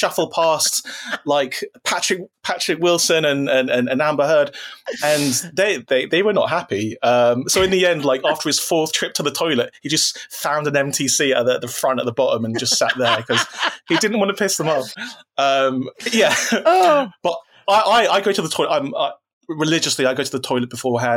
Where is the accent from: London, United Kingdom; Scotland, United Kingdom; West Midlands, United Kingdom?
London, United Kingdom; I'm from South London